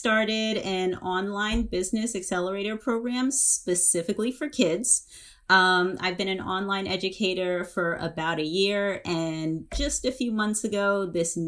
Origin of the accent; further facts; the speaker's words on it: Long Island, New York, United States; I grew up in Long Island and in New York